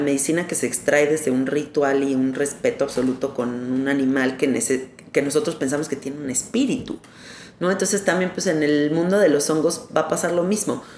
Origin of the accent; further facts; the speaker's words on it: Mexico; como mexicanos